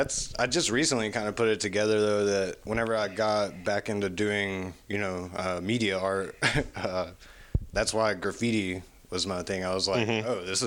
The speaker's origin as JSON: {"language": "English", "town": "Knoxville", "region": "Tennessee", "country": "United States", "said": "I'm from Knoxville. I'm 33 years old."}